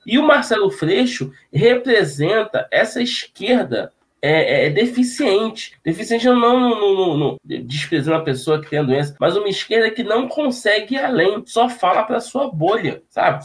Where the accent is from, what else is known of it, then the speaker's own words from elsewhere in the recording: Rio de Janeiro, Brazil; Para nós que somos aqui do Estado